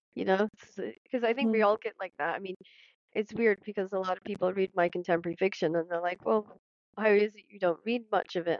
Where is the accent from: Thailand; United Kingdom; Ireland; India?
United Kingdom; Scotland